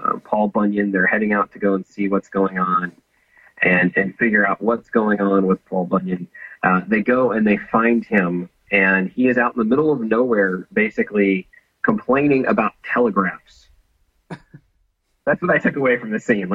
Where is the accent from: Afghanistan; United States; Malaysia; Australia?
United States; Atlanta, Georgia; where I grew up here in Georgia, in Atlanta